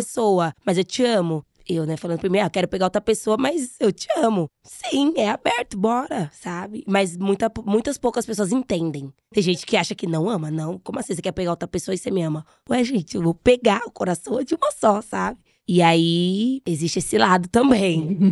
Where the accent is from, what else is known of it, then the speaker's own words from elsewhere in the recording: Brazil; Eu sou brasileira